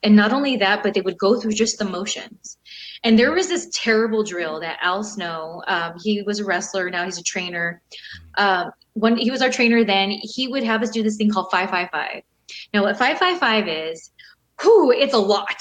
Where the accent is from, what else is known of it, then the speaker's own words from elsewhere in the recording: California, United States; I grew up in California, still here